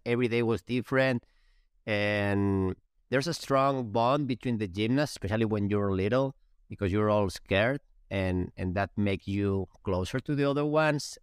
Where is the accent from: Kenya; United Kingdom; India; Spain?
Spain; English is a second language; moved away; We're from Spain.